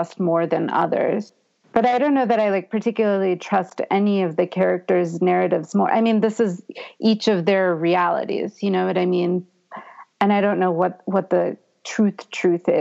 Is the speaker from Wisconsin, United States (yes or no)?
no; Boston, Massachusetts, United States; moved away; also born or lived in New Orleans; I grew up in Boston